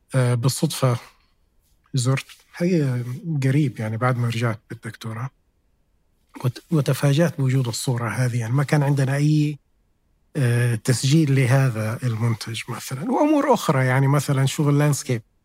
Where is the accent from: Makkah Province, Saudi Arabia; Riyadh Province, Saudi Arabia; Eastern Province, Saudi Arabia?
Makkah Province, Saudi Arabia; Jeddah; أنا من أهل جدة